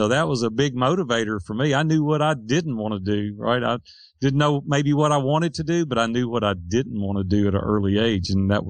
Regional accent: Nashville, Tennessee, United States; Nashville, Tennessee.

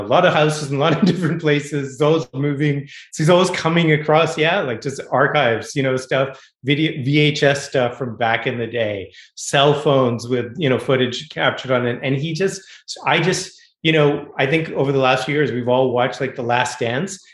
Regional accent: Boston, Massachusetts, United States; now in Los Angeles, United States; I'm a Boston kid. I grew up in New England. I grew up in Boston.

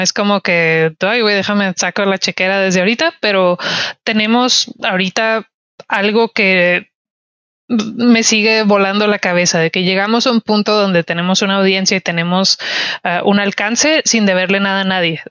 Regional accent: Ciudad Juárez, Chihuahua, Mexico; soy de Juárez

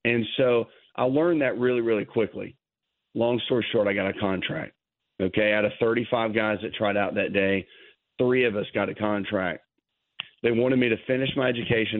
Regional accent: Nashville, Tennessee, United States; He and I grew up in Nashville, Tennessee

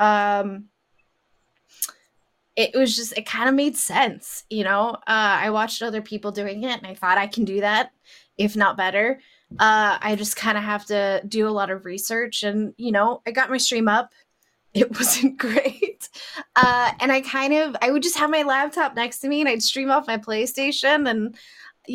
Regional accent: Las Vegas, Nevada, United States; I grew up in Vegas

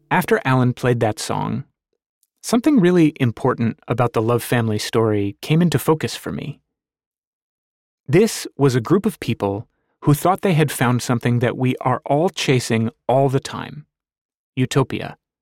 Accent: United States; Washington, D.C., just a few miles down the road from my hometown

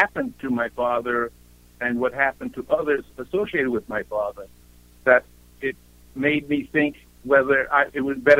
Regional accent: Bronx, New York, United States; also born or lived in Europe; For me, it was growing up in Europe for the years that I was there, and what a wonderful experience it was to get out of the Bronx and then to thrive based on that when I came back to the United States.

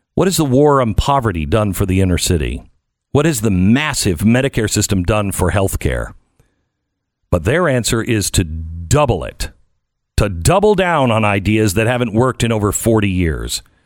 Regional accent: United States; I'm an American

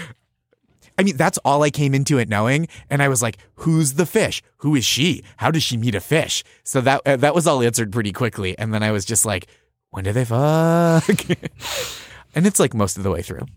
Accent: just outside Boston, Massachusetts, United States; I grew up just outside Boston

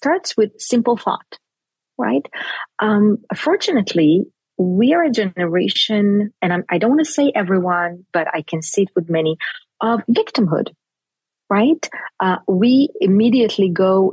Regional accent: Jerusalem, Jerusalem District, Israel; first language Hebrew; English is a second language; I grew up in Jerusalem.

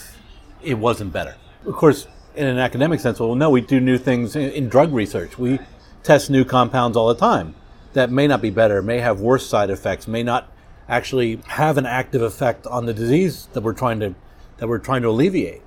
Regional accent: York, Pennsylvania, United States; moved away; growing up where I grew up, York, Pennsylvania

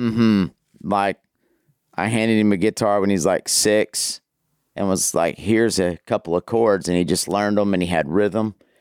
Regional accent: Amarillo, Texas, United States; now in Abilene, United States; I was, uh, born and raised in Amarillo up in the Panhandle

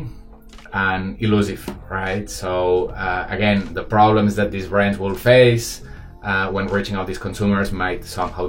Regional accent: Barcelona, Catalonia, Spain; moved away as an adult; now in Shanghai, China; I'm from Barcelona, but I've been living 12 years in Shanghai

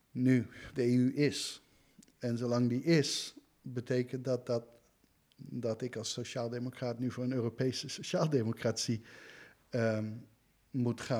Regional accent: United States; also born or lived in Antwerp, Belgium; now in Netherlands; Ik ben ook Nederlander, ik ben een Amerikaan.

